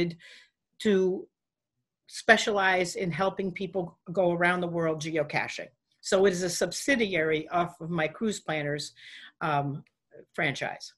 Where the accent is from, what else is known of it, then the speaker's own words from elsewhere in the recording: New Hampshire, United States; I'm from New Hampshire